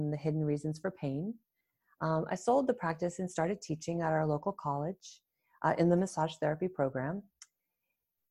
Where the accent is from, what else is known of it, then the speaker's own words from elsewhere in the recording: New England, United States; moved away as an adult; also born or lived in Toronto, Canada; I grew up in New England in the US and I thought of myself as somewhat adventurous. So I wanted to get out of the small state